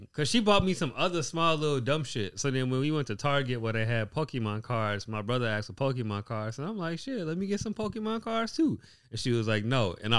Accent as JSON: {"language": "English", "town": "Gary", "region": "Indiana", "country": "United States", "said": "Why do people assume like because I'm from Gary? Like that's just where everything like has to be. Like hey, I literally only sleep in Gary."}